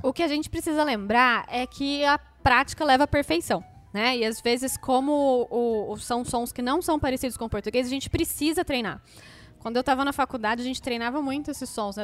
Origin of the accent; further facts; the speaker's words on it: Brazil; como brasileiro, a gente tende a acrescentar uma sílaba nas palavras em inglês